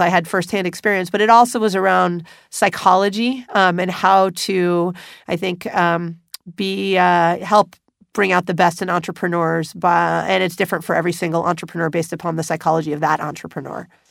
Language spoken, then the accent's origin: English; Los Angeles, California, United States; I was back in the city in which I grew up, Los Angeles